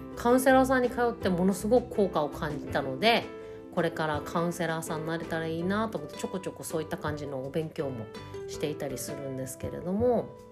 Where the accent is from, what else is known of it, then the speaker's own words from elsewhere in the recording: Tohoku, Japan; moved away as an adult; 東北の田 舎で、えーと、暮らして4年目になりましたもともとここは自分の地元でありまして